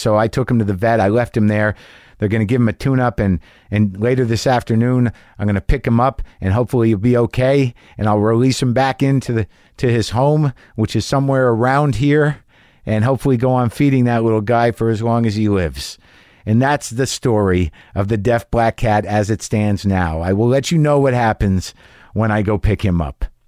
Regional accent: New Mexico, United States; I grew up in New Mexico

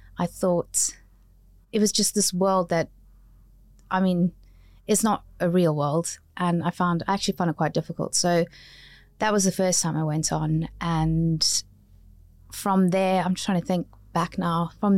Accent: South Africa; now in United Kingdom; I came from South Africa. Even though I've got a British passport, they weren't accepting me as somebody who'd studied in a drama school here.

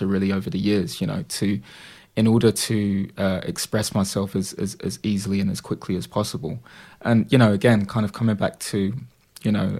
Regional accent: London, United Kingdom; also born or lived in Dagenham, Essex; now in Purfleet, United Kingdom; I grew up in Bethnal Green

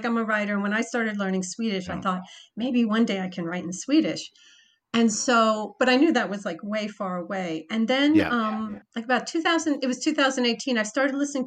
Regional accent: United States; I'm an American, I'm visiting

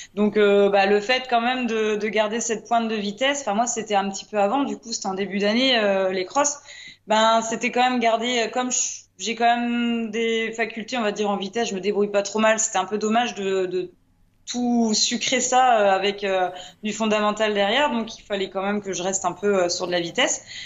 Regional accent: Brittany, France; Chez nous en Bretagne

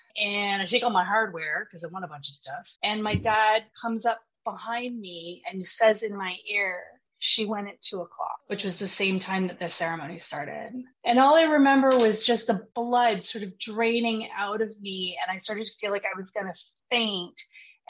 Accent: Vancouver, British Columbia, Canada; I'm from Vancouver, BC

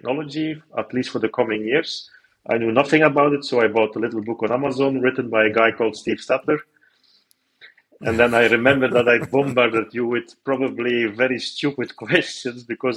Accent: Belgium; I'm raised, born and raised in Belgium

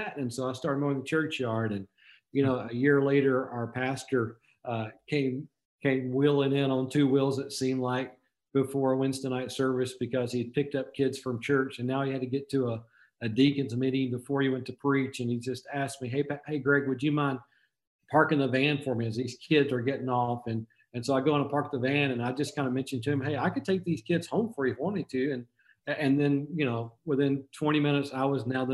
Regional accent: Magnolia, Arkansas, United States; moved away; I'm a native Arkansan. I grew up in South Arkansas in Magnolia, just a small town

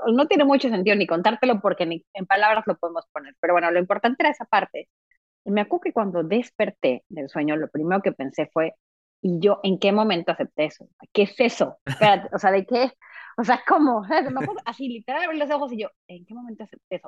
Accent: Mexico; moved away as an adult; also born or lived in Mexico City, Mexico; now in Montreal, Canada; yo vivía en Ciudad de México, yo soy mexicana, obviamente, y después, después de, pues, no sé, más o menos a los 23, 24, me vengo a vivir a Montreal.

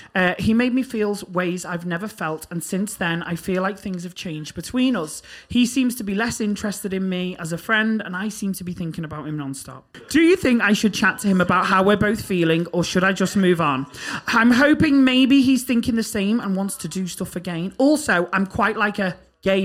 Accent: Liverpool, North West England, United Kingdom; moved away as an adult; I moved from Liverpool to uni

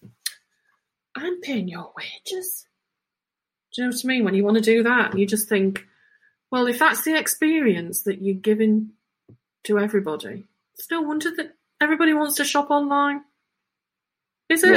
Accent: United Kingdom; we're just so British

